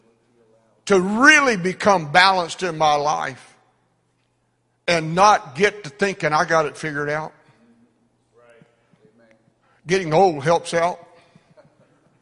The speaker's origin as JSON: {"language": "English", "country": "United States", "said": "we're American"}